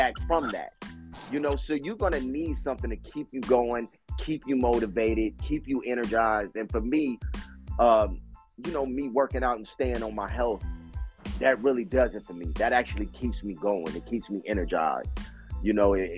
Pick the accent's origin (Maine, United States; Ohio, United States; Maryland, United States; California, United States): California, United States; Los Angeles; me being born and raised in South Central Los Angeles